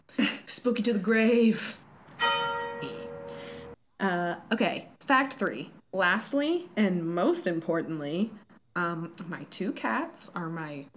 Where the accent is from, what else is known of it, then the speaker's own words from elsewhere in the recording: Baltimore, Maryland, United States; now in California, United States; I'm actually from Baltimore, Maryland.